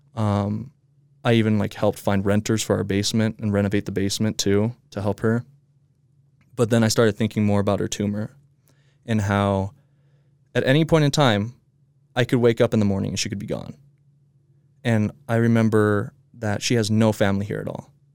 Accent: Midvale, Utah, United States; I was born here in Midvale

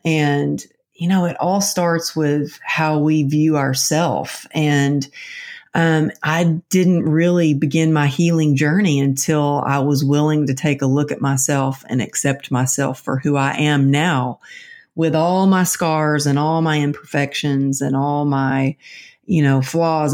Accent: Texas, United States; now in California, United States; I'm from Texas, but I'm living out in California.

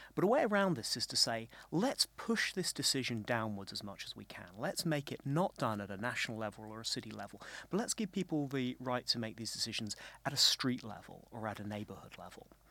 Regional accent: United Kingdom; as a Brit

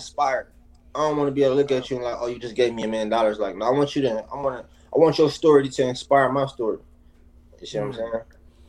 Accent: East Coast, United States; But even then, like, nah, bro, I grew up on the East Coast.

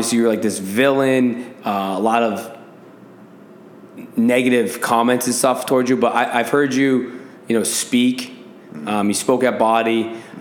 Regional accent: Massachusetts, United States; I'm a dickhead from Massachusetts

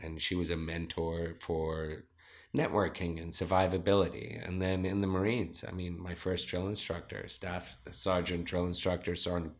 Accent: Zimbabwe; now in Rancho Penasquitos, United States; All right, I'm originally from Zimbabwe. I am 42 years old. I have a two-year-old child. I'm married. I live in Rancho Penasquitos, and I am a serial entrepreneur. I moved to America back in 1989.

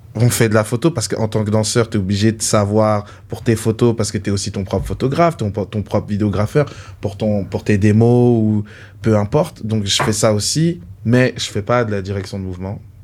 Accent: Paris, Île-de-France, France; now in Canada; je viens, je viens de Paris, de la France.

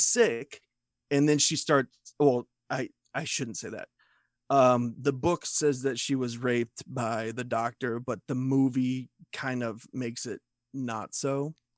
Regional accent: United States; I'm an American dude

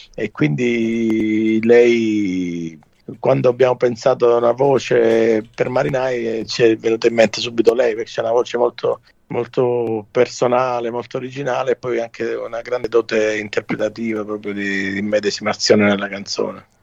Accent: Calabria, Italy; sono un calabrese, guardo il Mediterraneo e canto nella mia lingua

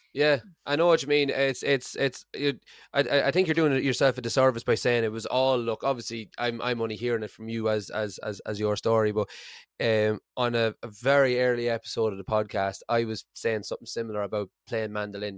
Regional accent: Ireland; moved away as an adult; now in Aberdeen, United Kingdom; I'm Irish

